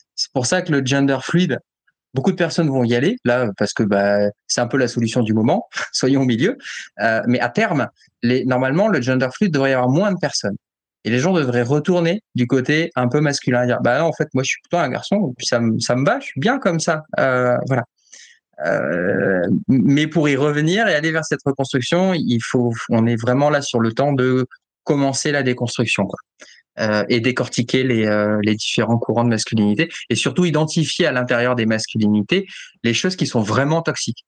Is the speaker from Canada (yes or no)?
no; France; je suis français